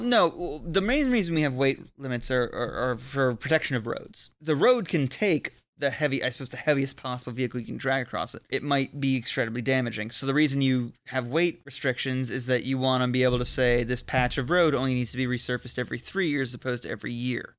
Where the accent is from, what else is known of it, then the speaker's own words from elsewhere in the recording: Florida, United States; I grew up in Florida